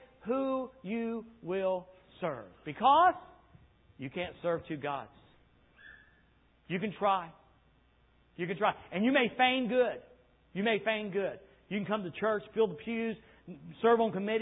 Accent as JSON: {"language": "English", "country": "United States", "said": "the curse of being an American."}